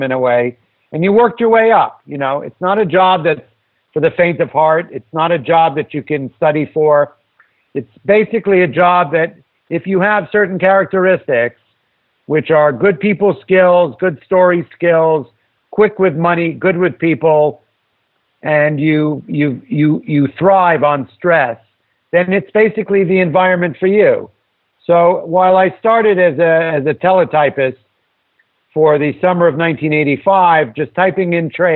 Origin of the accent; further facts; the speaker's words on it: New York City, New York, United States; I grew up in New York City